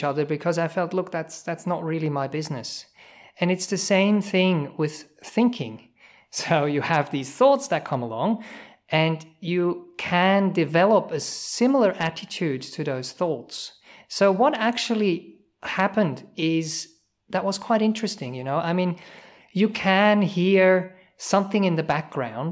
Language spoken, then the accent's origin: English; Switzerland; English is a second language; moved away as an adult; also born or lived in New Zealand